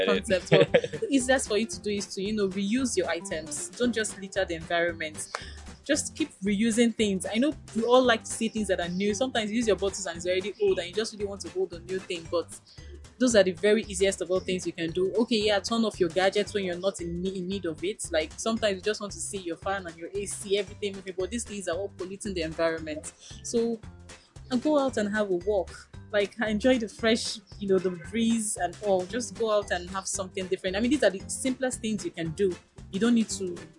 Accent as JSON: {"language": "English", "country": "Nigeria", "said": "an informed Nigerian"}